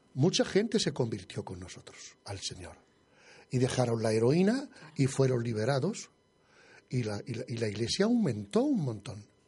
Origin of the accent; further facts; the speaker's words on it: Madrid, Community of Madrid, Spain; moved away; yo, soy madrileño